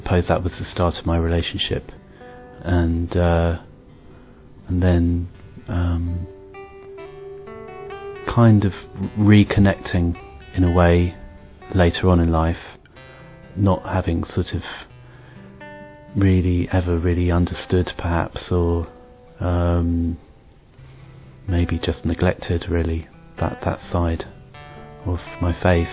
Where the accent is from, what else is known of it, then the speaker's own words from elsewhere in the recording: England, United Kingdom; I'm from Britain.